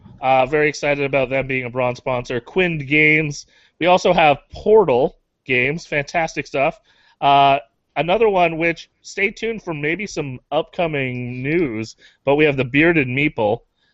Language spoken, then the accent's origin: English; Canada; You just proved we're Canadian.